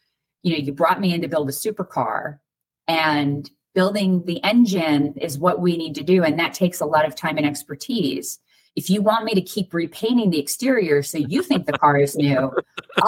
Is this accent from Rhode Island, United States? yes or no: yes; Rhode Island, United States; now in Pittsburgh, United States; I'm from Rhode Island